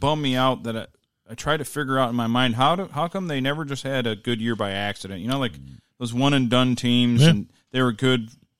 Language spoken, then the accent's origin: English; Detroit, Michigan, United States; We're from Detroit